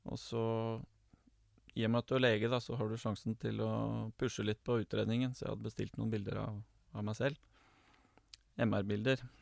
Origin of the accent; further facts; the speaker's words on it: Oslo, Norway; now in Gjøvik, Norway; Ehm, det er hyggelig jeg er jo fra Oslo. Eh, men jeg bor nå på Gjøvik, og jeg er gift og har to barn.